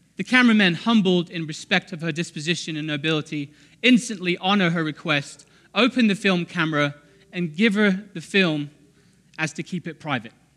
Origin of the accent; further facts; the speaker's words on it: England, United Kingdom; now in United States; we're English